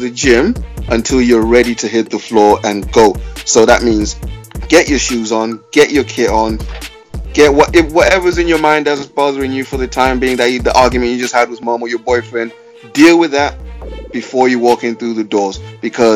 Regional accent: Manchester, North West England, United Kingdom; also born or lived in Cardiff; I'm from Manny

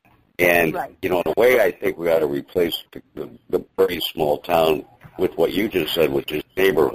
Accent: Detroit, Michigan, United States; I grew up in the Detroit area.

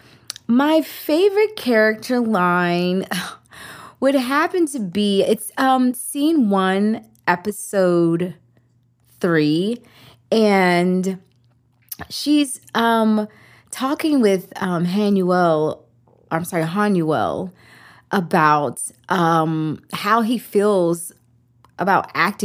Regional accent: Richmond, Virginia, United States; I'm from Richmond, Virginia

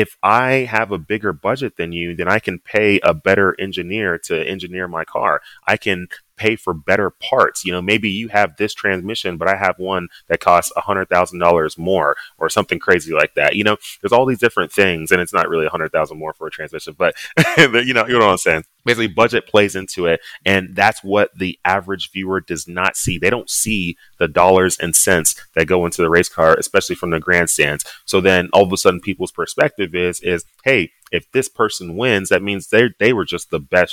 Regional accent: Dallas, Texas, United States; moved away as an adult; also born or lived in Annapolis, Maryland; now in Southern California, United States; growing up in Dallas, football was the biggest thing

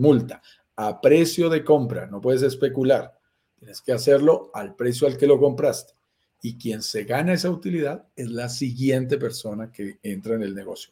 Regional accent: Colombia; somos colombianos

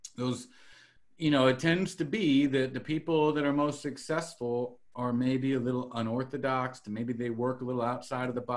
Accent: Salinas, California, United States; moved away as an adult; I was born and raised originally in Salinas, California.

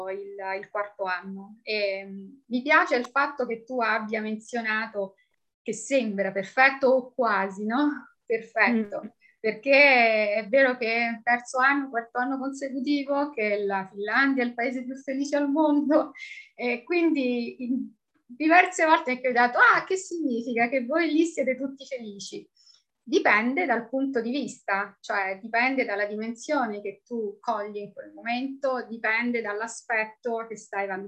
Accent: Rome, Lazio, Italy; moved away; italianissima, sono di Roma, eh, che ho lasciato quasi 20 anni fa, iniziando questa vita no? abbastanza nomade

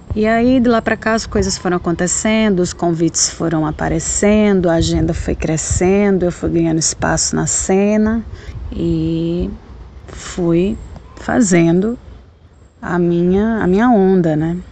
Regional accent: Potiguar, Rio Grande do Norte, Brazil; moved away as an adult; also born or lived in Londrina, Paraná; eu sou potiguar

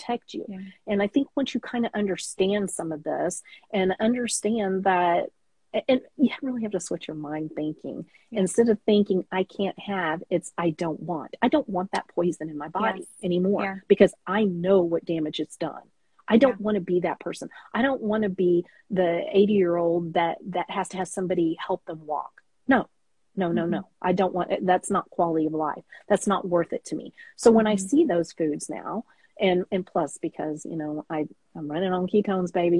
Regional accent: Texas, United States; I'm a Tex-Mex girl. I'm from Texas

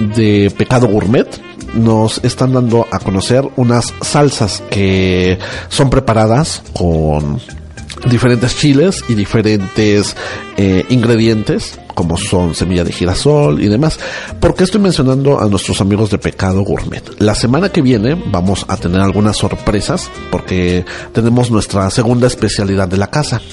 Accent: Oaxaca, Mexico; Como buen oaxaqueño

